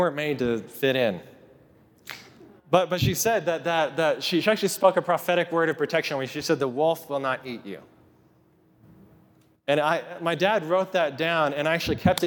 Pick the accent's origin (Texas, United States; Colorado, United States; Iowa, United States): Colorado, United States; Kit Carson; When I was 12 years old, just a little kid growing up in Kit Carson, Colorado